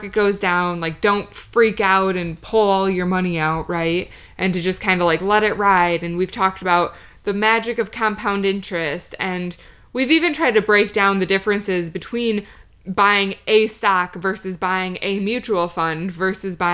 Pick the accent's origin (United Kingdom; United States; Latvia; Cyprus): United States; Michigan; we're from Michigan